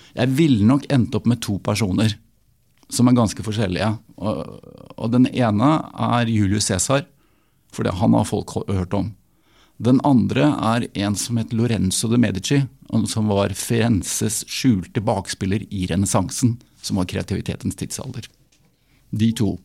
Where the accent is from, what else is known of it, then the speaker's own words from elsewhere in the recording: Oslo, Norway; Nå kommer jeg fra Oslo